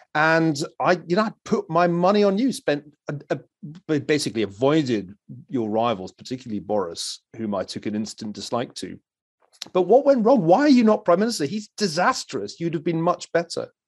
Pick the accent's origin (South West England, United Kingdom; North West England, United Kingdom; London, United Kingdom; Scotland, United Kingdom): Scotland, United Kingdom; Glasgow; moved away as an adult; I was from Glasgow, which meant that I was an outsider geographically